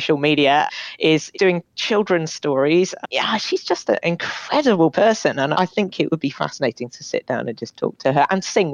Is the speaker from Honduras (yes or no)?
no; Bath, South West England, United Kingdom; moved away; I'm from Bath originally.